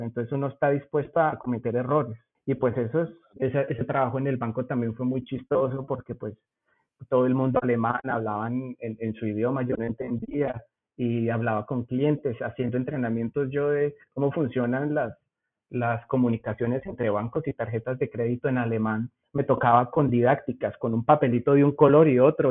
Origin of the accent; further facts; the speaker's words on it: Zipaquirá, Cundinamarca, Colombia; accent: rolo; moved away as an adult; also born or lived in Bogotá / United States; now in Germany; Yo aunque nací en Bogotá, viví toda la vida en Zipaquirá, mi familia es de por allá